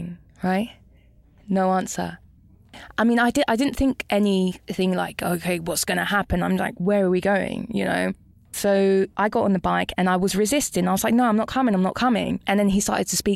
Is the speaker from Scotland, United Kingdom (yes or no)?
no; London, United Kingdom; moved away as an adult; from London